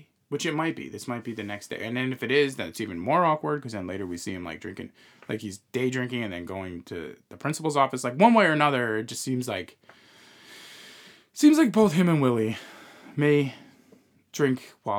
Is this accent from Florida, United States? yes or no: no; Long Island, New York, United States; where we came from originally, we're from Long Island, New York area originally, as you guys know from this feed.